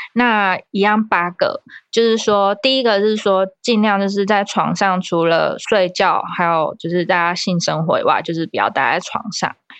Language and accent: Chinese; Taiwan; 我们台湾人